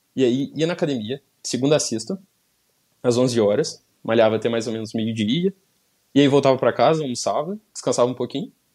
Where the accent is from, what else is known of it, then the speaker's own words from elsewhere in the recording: São João del Rei, Minas Gerais, Brazil; moved away as an adult; also born or lived in Belo Horizonte; eu sou de São João del Rei, interior de Minas Gerais